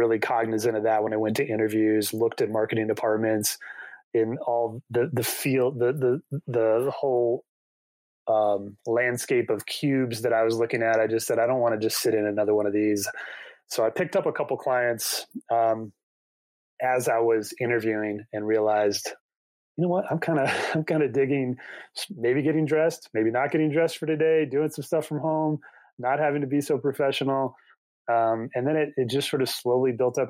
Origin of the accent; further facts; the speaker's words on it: South Bend, Indiana, United States; also born or lived in Chicago, United States; now in Colorado, United States; I grew up in South Bend where we used to get 10, 12 inches of lake effect snow